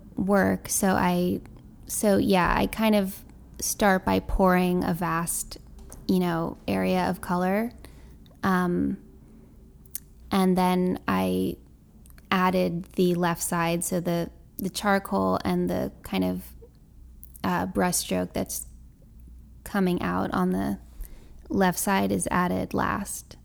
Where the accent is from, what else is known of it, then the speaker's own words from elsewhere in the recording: New York City, New York, United States; also born or lived in Boston / Bushwick, Brooklyn; I grew up in Tribeca